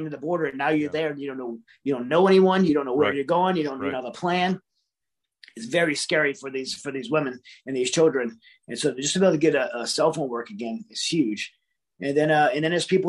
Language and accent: English; United States; as an American